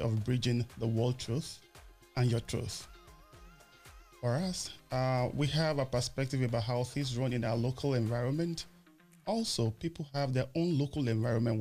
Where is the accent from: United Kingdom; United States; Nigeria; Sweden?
Nigeria; Nigeria, my home country